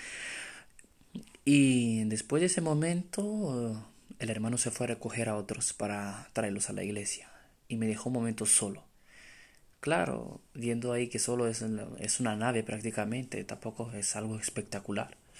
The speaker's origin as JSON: {"language": "Spanish", "country": "Romania", "moved": "as an adult", "lives_now": "Spain", "said": "soy de Rumanía"}